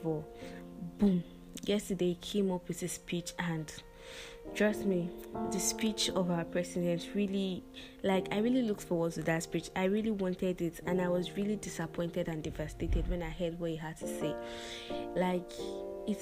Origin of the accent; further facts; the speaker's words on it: Nigeria; as a Nigerian youth trying to make something out of life